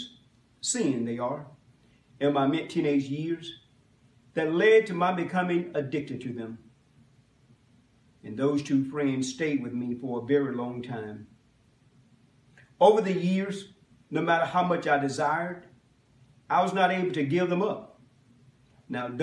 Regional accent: Macon, Georgia, United States; I was born and raised in Macon, Georgia

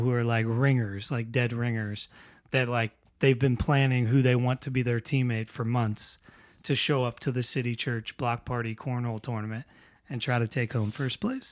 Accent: New Castle, Pennsylvania, United States; moved away; Newcastle, Pennsylvania, which is where I'm originally from

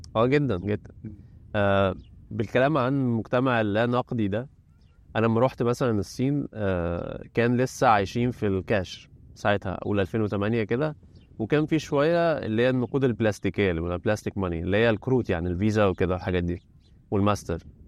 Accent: Egypt; moved away as an adult; now in China; عندنا في مصر

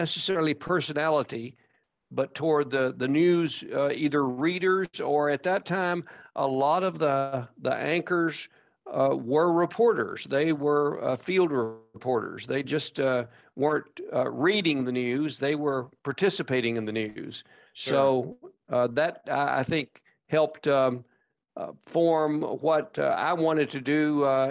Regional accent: Glasgow, Kentucky, United States; moved away as an adult; now in Lexington, United States; I was born and raised in Glasgow, Kentucky, and will always be my hometown

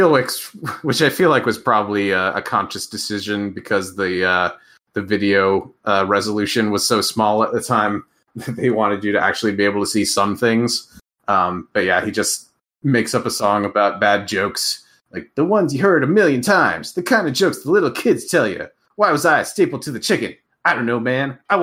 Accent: Minnesota, United States; I grew up in Minnesota

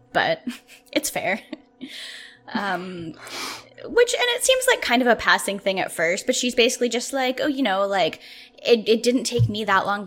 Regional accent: Canada; I'm Canadian

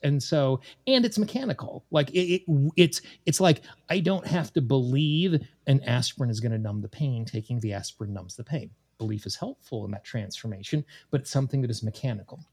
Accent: Casper, Wyoming, United States; moved away as an adult; also born or lived in Washington, D.C. / East Coast; I grew up in Casper, Wyoming

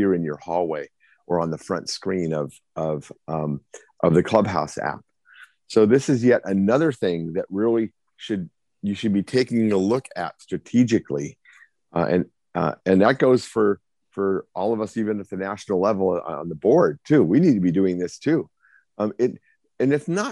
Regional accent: Arizona, United States; my home state of Arizona

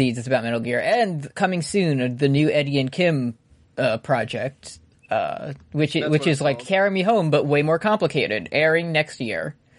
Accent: New Zealand; I'm from New Zealand.

